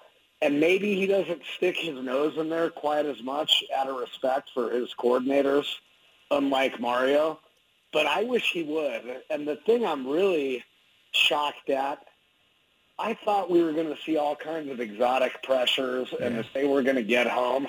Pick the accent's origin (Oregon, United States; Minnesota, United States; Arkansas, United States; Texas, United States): Oregon, United States; Eugene; now in Albuquerque, United States; I actually live in Albuquerque. I say I'm from Eugene because that's where I became a man.